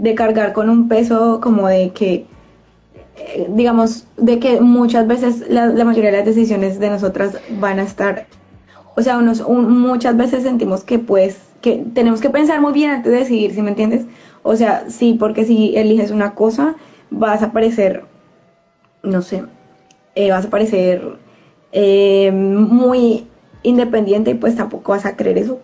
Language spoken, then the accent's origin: Spanish; Colombia; como mujeres latinas, eh, digamos, colombianas